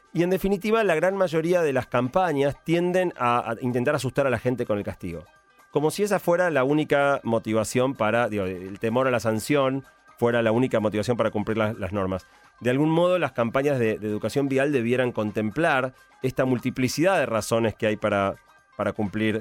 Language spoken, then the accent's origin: Spanish; Argentina; los argentinos